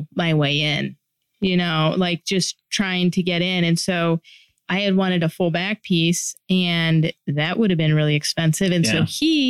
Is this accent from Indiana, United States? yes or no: no; Northern Michigan, United States; I grew up in Northern Michigan in a snow belt.